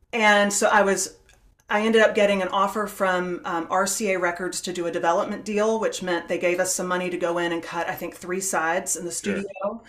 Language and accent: English; South Carolina, United States; I'm from South Carolina.